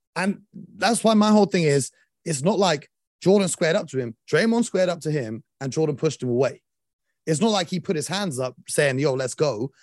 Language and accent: English; London, United Kingdom; we're from London